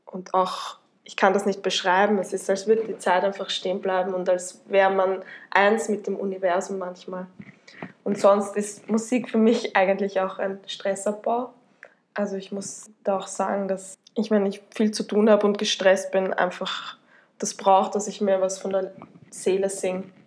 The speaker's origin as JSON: {"language": "German", "town": "Tullnerbach", "region": "Lower Austria", "country": "Austria", "tie": "born or raised there", "said": "ich äh, komme aus Niederösterreich, genau gesagt aus Tulnerbach, äh, bin dort aufgewachsen"}